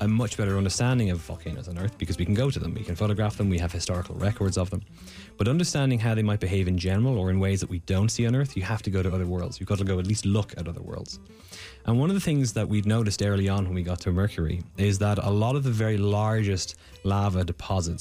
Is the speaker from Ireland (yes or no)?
yes; Ireland; now in United States; I'm Irish, and in Ireland, we don't do geology in secondary school.